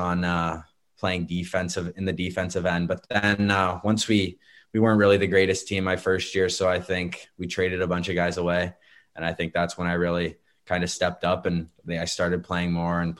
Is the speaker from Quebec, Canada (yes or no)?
no; Barrie, Ontario, Canada; Staying in my hometown.